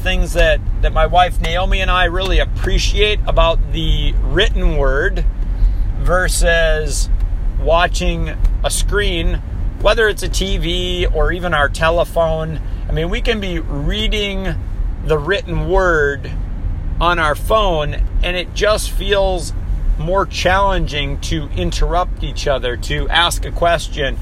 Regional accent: Minnesota, United States; also born or lived in Hawaii; I was born and raised in Minnesota

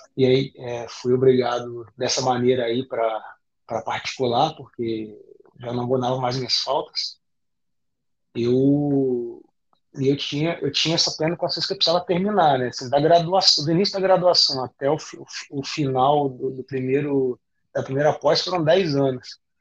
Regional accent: Campos dos Goytacazes, Rio de Janeiro, Brazil; eu, eu venho de, de Campos, né, Campos do Goitacazes, que é o interior do Rio, norte do estado do Rio

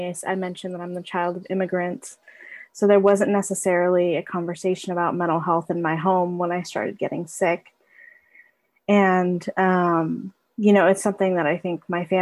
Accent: Berkeley, California, United States; I'm from Berkeley, California. I'm the child of immigrants

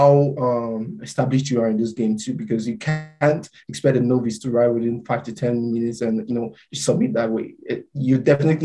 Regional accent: Nigeria; now in Mississauga, Canada; I wrote about being Nigerian

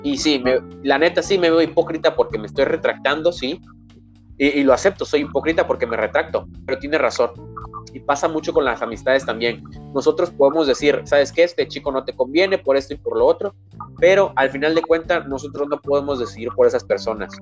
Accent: Mexico; soy mexicano, oriundo, nacido, criado

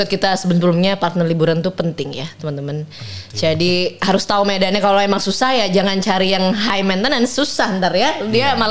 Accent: Yogyakarta, Special Region of Yogyakarta, Indonesia; gue asli Jogja. Ah. Jadi se biasanya dulu sebelum pandemi tuh ada aja pokoknya ada ke Jogja tuh mungkin setahun tuh bisa tiga kali

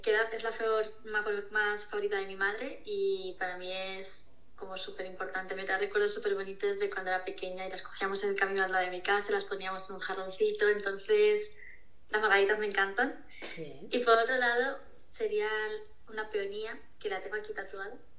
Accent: Toledo, Castilla-La Mancha, Spain; yo soy de Toledo

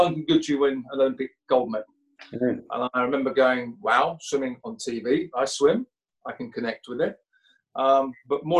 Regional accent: Essex, East of England, United Kingdom; I was this little kid from Essex.

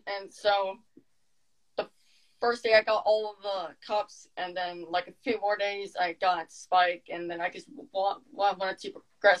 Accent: Sarasota, Florida, United States; I'm from Sarasota.

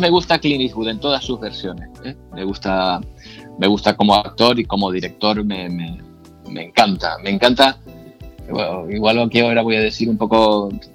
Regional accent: San Cristóbal de La Laguna, Canary Islands, Spain; also born or lived in Logroño; Yo nací en Logroño, mis padres son de allí y vine a Tenerife, ellos vinieron eh, a Tenerife cuando yo era muy pequeño, tenía un año, año y medio, por lo tanto, eh, me considero eh, muy lagunero, porque vivimos en la, en la laguna

